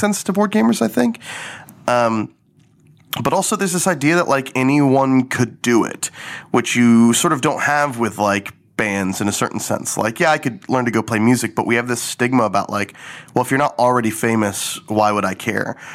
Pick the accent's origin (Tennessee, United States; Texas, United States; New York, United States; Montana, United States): Texas, United States; Garland; I grew up in Garland, Texas, a small suburb of Dallas